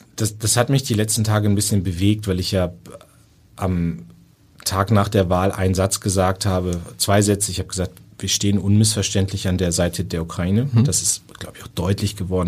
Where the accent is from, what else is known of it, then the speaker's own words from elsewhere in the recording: Northern Germany, Germany; ich bin auch Norddeutscher